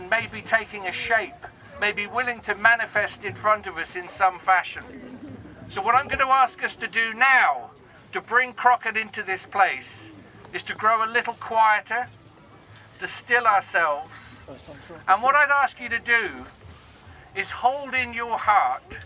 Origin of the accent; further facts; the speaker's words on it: Torquay, South West England, United Kingdom; I didn't grow up on Dartmoor. I grew up in Torquay on an estate.